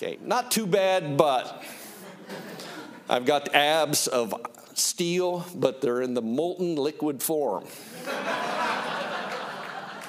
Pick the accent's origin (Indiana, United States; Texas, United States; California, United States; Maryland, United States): Indiana, United States; Greenfield; we grew up in Greenfield, a community of about 10,000 people. I grew up beyond there, about 10 miles